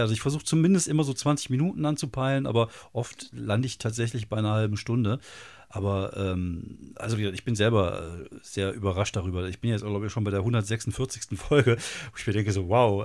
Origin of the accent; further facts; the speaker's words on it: Wuppertal, North Rhine-Westphalia, Germany; Ich komme aus Wuppertal